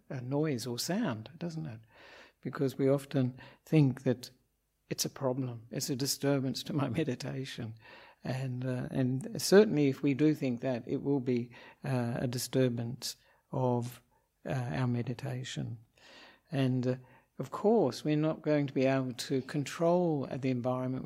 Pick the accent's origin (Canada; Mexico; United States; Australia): Australia; moved away as an adult; also born or lived in Perth, Western Australia; now in Sri Lanka; I'm an Australian Buddhist monk